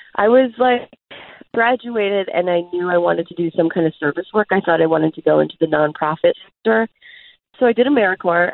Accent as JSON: {"language": "English", "town": "Frederic", "region": "Wisconsin", "country": "United States", "tie": "born or raised there", "also_born_or_lived": "Brooklyn", "moved": "as an adult", "said": "I grew up in Frederick, Wisconsin"}